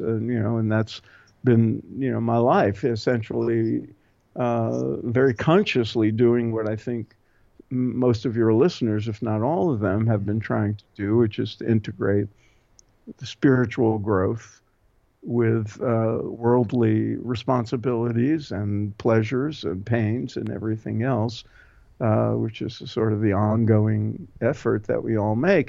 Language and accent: English; New York City, New York, United States; I grew up in Brooklyn